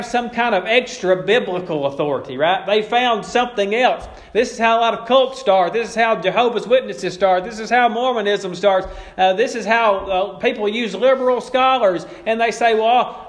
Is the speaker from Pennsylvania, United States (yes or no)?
no; Bodcaw, Arkansas, United States; I grew up in Bodcaw